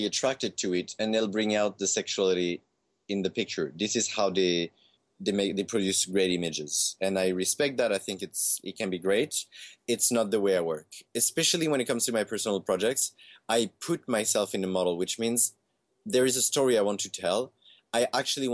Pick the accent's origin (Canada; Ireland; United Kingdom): Canada; I grew up in Canada